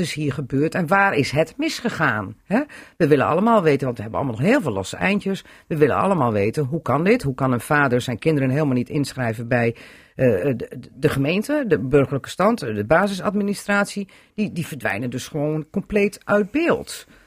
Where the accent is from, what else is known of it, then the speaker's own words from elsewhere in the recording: Drenthe, Netherlands; Eh, ja, dan trekken wij ons als Drenten ook terug.